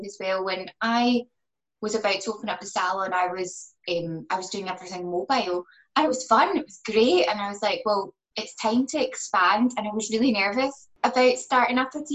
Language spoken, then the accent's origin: English; Glasgow, Scotland, United Kingdom; I'm from Glasgow and I've got a multi-award winning salon in the West End